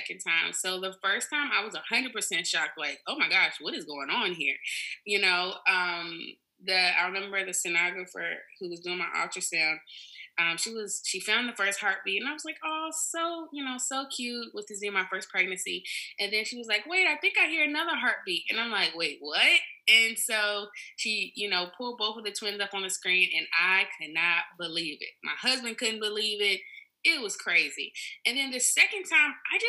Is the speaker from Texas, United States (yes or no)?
no; Virginia, United States; moved away as an adult; now in Atlanta, United States; my husband and I were both born and raised in Virginia, and we just moved to Atlanta, Georgia about a year ago